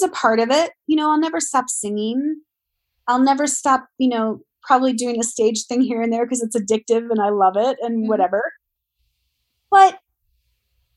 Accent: Ohio, United States; moved away; I grew up in Ohio

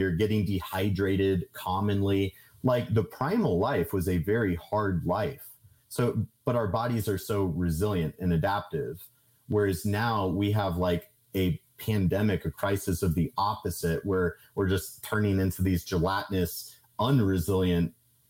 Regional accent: Kansas, United States; I'm a dude from Kansas that, like, I don't have a college degree.

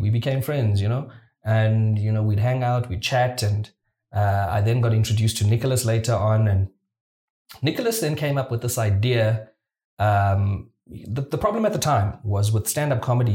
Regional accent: Mthatha, Eastern Cape, South Africa; moved away; also born or lived in Johannesburg; I come from a small town. I'm from Mthatha in the Eastern Cape

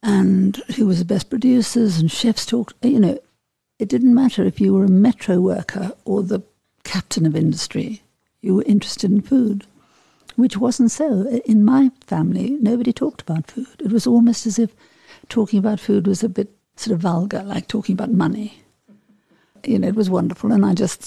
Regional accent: Johannesburg, Gauteng, South Africa; moved away as an adult; also born or lived in Paris; growing up in South Africa, I mean, I came from a sort of very Johannesburg, northern suburb, middle class, white family

